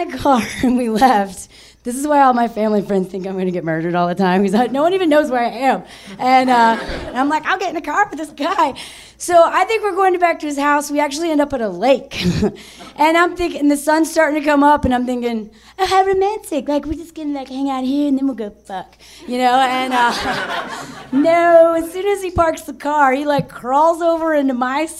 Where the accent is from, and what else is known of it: United States